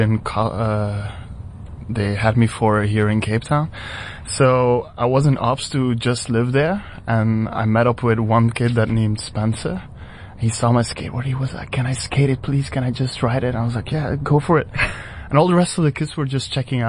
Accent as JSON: {"language": "English", "country": "Belgium", "tie": "born or raised there", "moved": "as an adult", "lives_now": "South Africa", "said": "Back in my hometown in Belgium"}